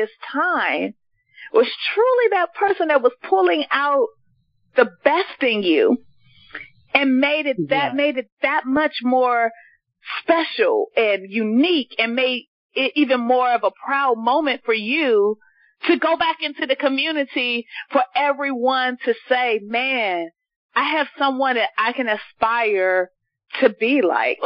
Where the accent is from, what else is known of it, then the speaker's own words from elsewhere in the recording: Washington, District of Columbia, United States; I'm from Ward 7 in D.C.